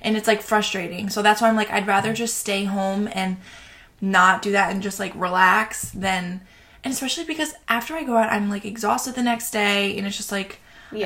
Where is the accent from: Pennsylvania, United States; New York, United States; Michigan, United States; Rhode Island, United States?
New York, United States; Long Island; from Long Island, New York